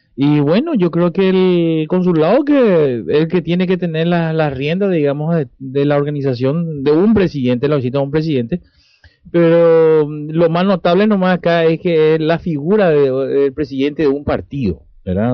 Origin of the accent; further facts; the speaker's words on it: Paraguay; moved away; somos nosotros paraguayos de afuera. Como paraguayos de afuera